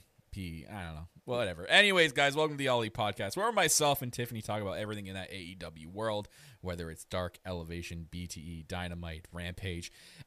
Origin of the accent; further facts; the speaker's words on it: Canada; I am your Canadian Prince.